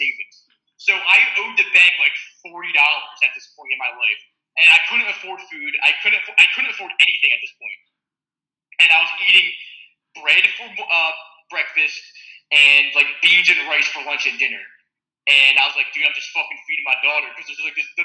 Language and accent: English; Ocean City, New Jersey, United States; accent: East Coast; moved away as an adult; now in California, United States; Ocean City, New Jersey